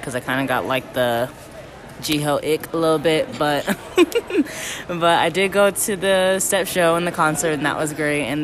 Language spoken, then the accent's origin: English; Charlotte, North Carolina, United States; I'm also from Charlotte.